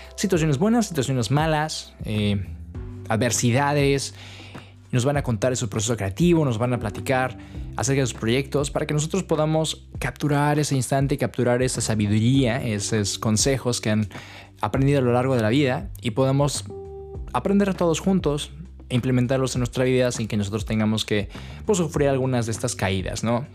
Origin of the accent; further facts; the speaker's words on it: Toluca, State of Mexico, Mexico; moved away as an adult; now in Netherlands; en mi ciudad natal de Toluca